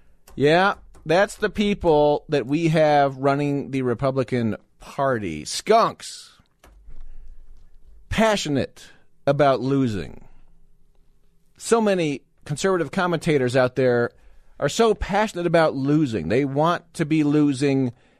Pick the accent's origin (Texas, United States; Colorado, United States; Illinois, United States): Colorado, United States; I was born right here in Colorado. I'm a Coloradoan, Colorado native.